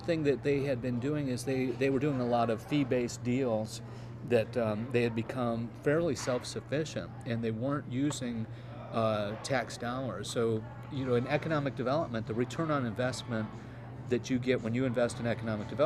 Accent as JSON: {"language": "English", "region": "Michigan", "country": "United States", "tie": "born or raised there", "also_born_or_lived": "Florida / South Carolina / Atlanta", "moved": "yes", "lives_now": "Charlotte, United States", "said": "We grew up in the Midwest."}